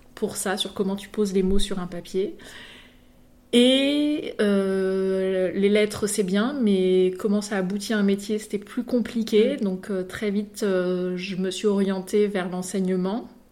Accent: Mantes-la-Ville, Île-de-France, France; now in Bordeaux area, France; je viens de Mantes-la-Ville euh, dans le 78

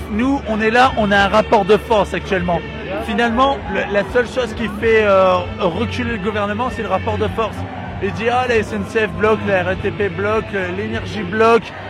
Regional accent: Beaumont-sur-Oise, Île-de-France, France; Moi je viens de Beaumont-sur-Oise, je vais vous dire je viens de Beaumont-sur-Oise.

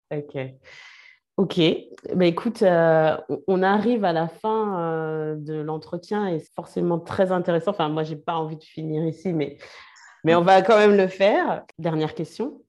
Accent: France; on est français, on y vit

